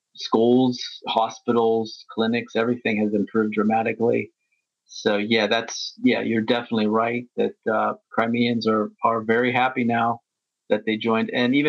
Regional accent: United States; moved away as an adult; now in Moscow, Russia; I've lived here for a number of years, and because, you know, I grew up in the West in America

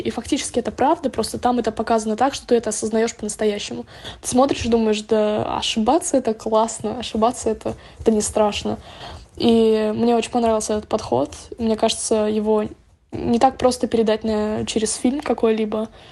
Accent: Estonia; я из Эстонии

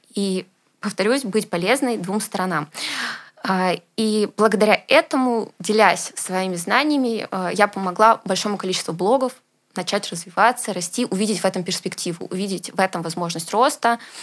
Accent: Moscow, Russia; я родилась в Москве

